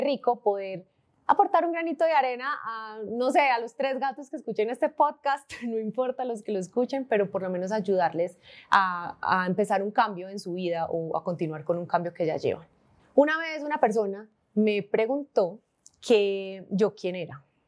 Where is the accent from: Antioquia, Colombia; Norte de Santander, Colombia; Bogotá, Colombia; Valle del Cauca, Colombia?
Antioquia, Colombia; Medellín; Nací en Medellín en 1991